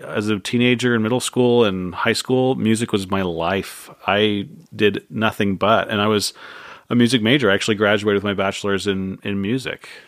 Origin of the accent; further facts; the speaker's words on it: San Jose, California, United States; born and raised in San Jose